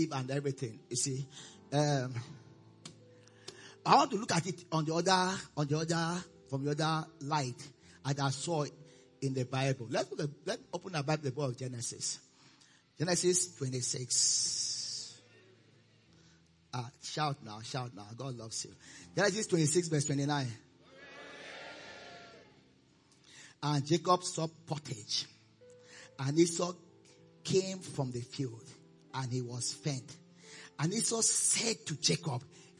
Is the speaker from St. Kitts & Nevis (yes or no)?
no; Nigeria; also born or lived in Austin, Texas, United States; I'm a Nigerian.